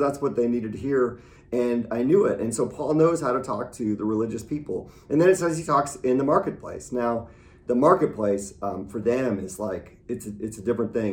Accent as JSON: {"language": "English", "region": "Midwest", "country": "United States", "tie": "born or raised there", "said": "I grew up in the Midwest"}